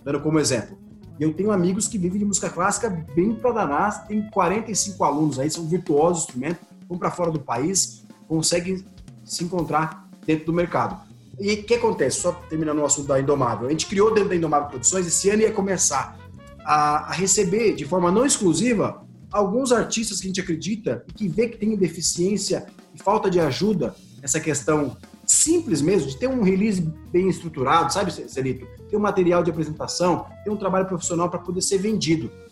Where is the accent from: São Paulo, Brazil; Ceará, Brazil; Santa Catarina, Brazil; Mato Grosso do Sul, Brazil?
Mato Grosso do Sul, Brazil